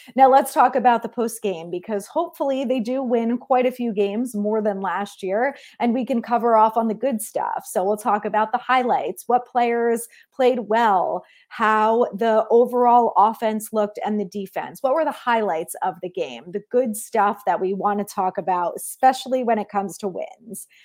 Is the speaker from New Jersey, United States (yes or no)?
yes; New Jersey, United States; I grew up in New Jersey